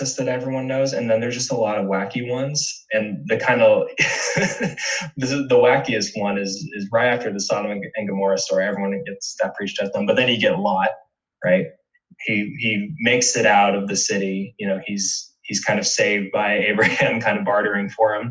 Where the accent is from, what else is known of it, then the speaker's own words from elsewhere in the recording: Indiana, United States; I'm a Hoosier from Indiana